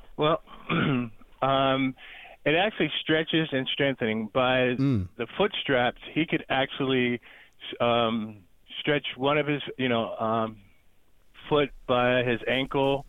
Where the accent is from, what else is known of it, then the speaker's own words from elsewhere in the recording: Erie, Pennsylvania, United States; now in Dallas, Georgia, United States; I'm from Erie, Pennsylvania, and we moved right outside Atlanta, Georgia, called Dallas, Georgia